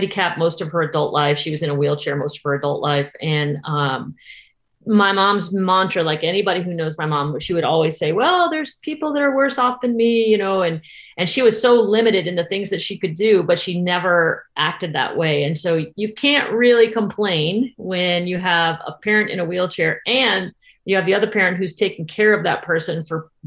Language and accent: English; Tarpon Springs, Florida, United States; also born or lived in Massachusetts; when I moved to Florida, I was 10. I moved from Massachusetts, and very rural Massachusetts